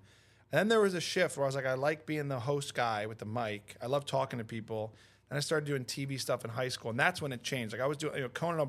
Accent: New York, United States; now in California, United States; and I'm from New York, so I just was there doing their show when I was there.

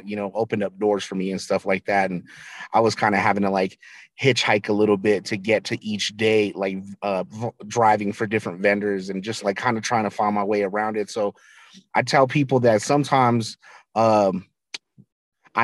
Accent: Albuquerque, New Mexico, United States; I grew up in Albuquerque, New Mexico.

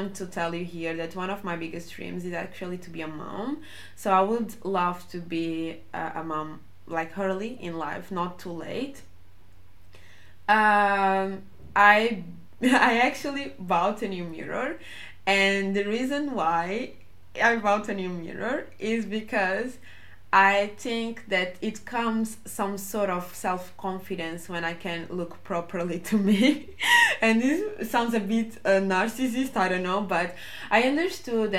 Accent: Portugal; I was growing up in Portugal

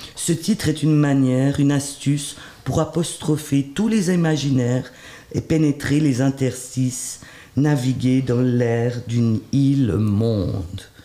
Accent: Switzerland; also born or lived in Haiti; même si j'ai été élevé en Suisse

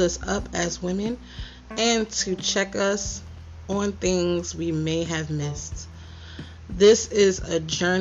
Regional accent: New York City, New York, United States; Queens, New York, my hometown

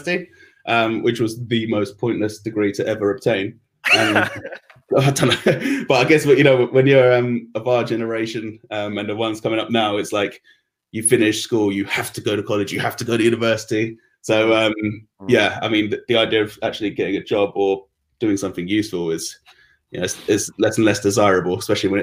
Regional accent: London, United Kingdom; I was actually born and raised at Sutton

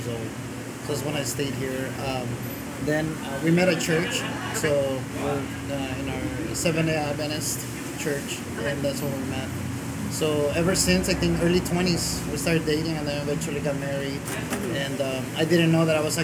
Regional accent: Guatemala; I was born in Guatemala.

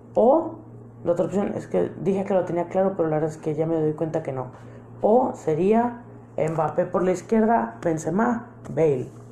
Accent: Mexico; como mexicano

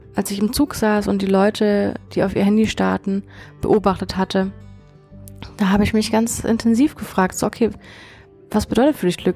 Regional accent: Konstanz, Baden-Württemberg, Germany; meiner Heimatstadt Konstanz

